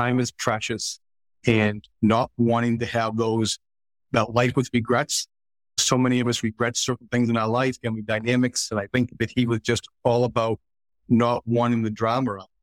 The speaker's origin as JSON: {"language": "English", "town": "Boston", "region": "Massachusetts", "country": "United States", "tie": "born or raised there", "said": "So we grew up in Southeast. So Southeast, for those of you who aren't familiar, kind of home of Goodwill Hunting, if you will."}